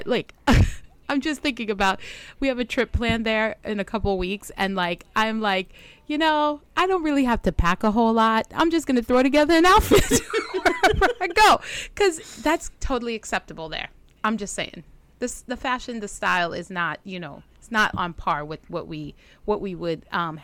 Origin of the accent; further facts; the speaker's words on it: Trinidad & Tobago; the Trinidad I grew up